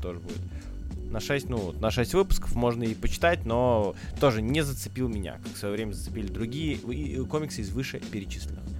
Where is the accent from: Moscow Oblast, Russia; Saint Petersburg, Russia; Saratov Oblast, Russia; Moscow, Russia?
Saint Petersburg, Russia; Я как быдло из Питера